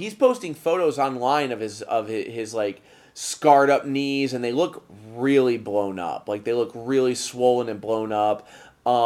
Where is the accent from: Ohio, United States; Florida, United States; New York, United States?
Ohio, United States; moved away; In my hometown back in Ohio